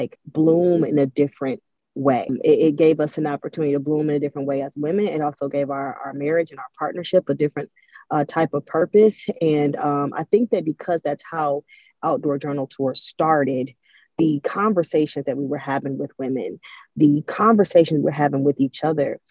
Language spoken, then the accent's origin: English; Cleveland, Ohio, United States; now in Atlanta, United States; I grew up in Cleveland. Cleveland is a cold, dark place